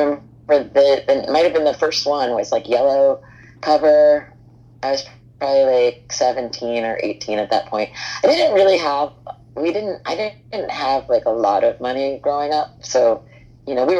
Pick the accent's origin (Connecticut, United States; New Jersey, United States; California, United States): New Jersey, United States; Hoboken; I grew up in Hoboken in New Jersey